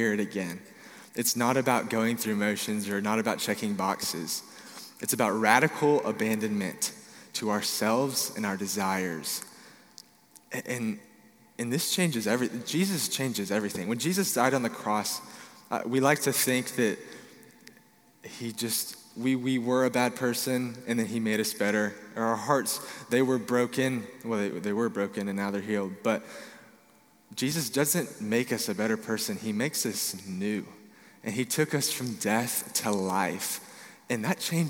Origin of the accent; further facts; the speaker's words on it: Dallas, Texas, United States; I'm from Dallas, Texas